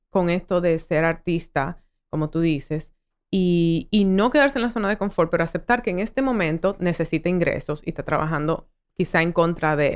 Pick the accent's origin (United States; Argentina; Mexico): United States; born there; por circunstancias de la vida nací en Gringolandia